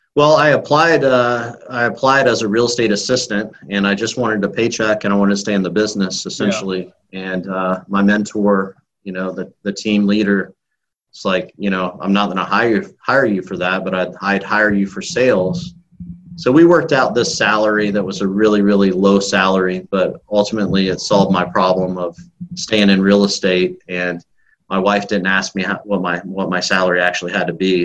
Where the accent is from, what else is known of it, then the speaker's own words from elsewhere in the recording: Illinois, United States; moved away as an adult; now in Tampa, United States; I grew up in Illinois, moved to Florida in 2001, knowing two people